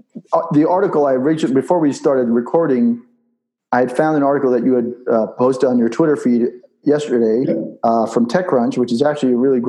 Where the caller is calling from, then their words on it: Israel; I'm calling from Israel